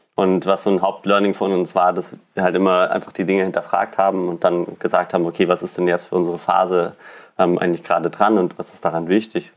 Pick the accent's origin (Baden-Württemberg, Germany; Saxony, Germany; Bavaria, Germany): Bavaria, Germany; Allgäu; moved away as an adult; now in Berlin, Germany; Also ich bin ähm, im Allgäu aufgewachsen, also mitten in den Bergen